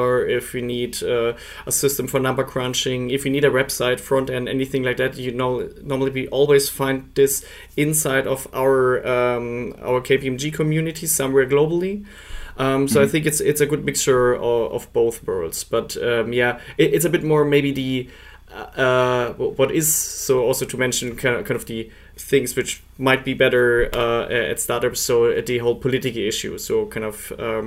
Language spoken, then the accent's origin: English; Munich, Bavaria, Germany; moved away as an adult; now in Switzerland; I'm originally from Munich, but I'm based in Switzerland